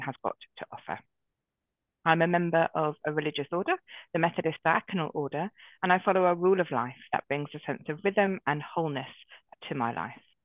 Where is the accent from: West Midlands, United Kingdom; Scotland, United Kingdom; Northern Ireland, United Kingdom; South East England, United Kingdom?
South East England, United Kingdom; Brighton; also born or lived in Oxfordshire / Dorset; now in London, United Kingdom; I grew up in Brighton